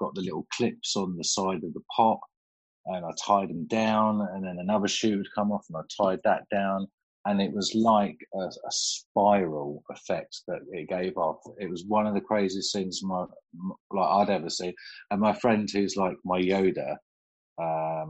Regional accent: Cambridge, East of England, United Kingdom; I am from the east of England. I'm from a little place called Cambridge

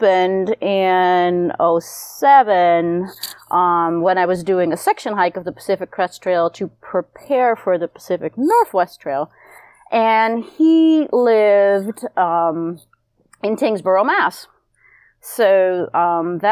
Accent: Netherlands; moved away as an adult; now in United States; I am originally from Holland and moved over to the States in 99

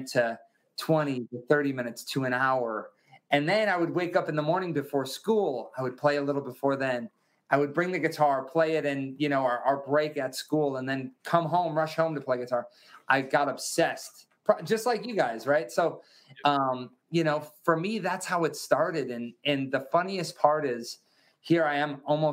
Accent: Wisconsin, United States; I grew up in Wisconsin in America

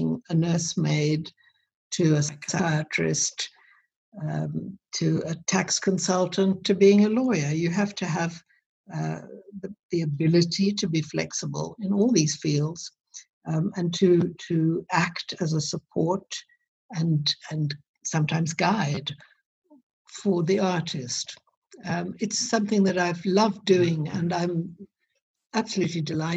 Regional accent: South Africa; moved away; I grew up in South Africa

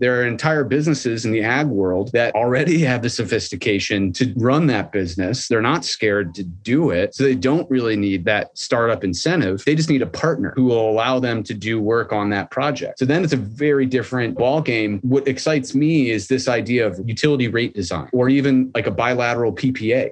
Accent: Midwest, United States; I'm from the Midwest, so sure, I can talk folksy or whatever, but like I didn't grow up on a farm

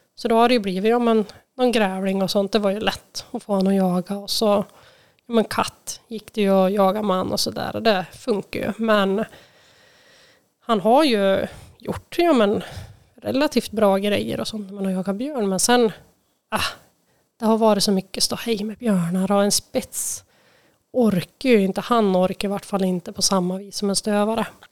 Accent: Färila, Gävleborg County, Sweden; moved away as an adult; now in Hudiksvall, Sweden; där jag är uppväxt då, i Färila

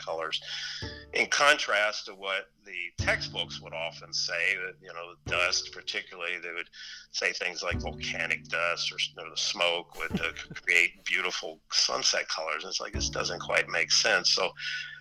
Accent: Baltimore, Maryland, United States; I grew up in Baltimore

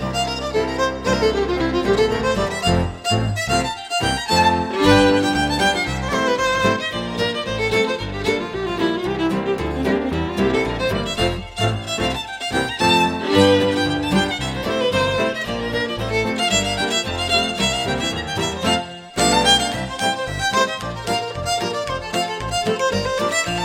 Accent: St. Paul, Alberta, Canada; I come from St. Paul, Alberta, Canada

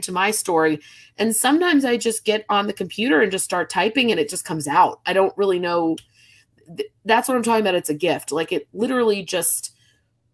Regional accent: New Jersey, United States; also born or lived in New York / Connecticut; now in Charleston, United States; I grew up in New Jersey, this has always been home

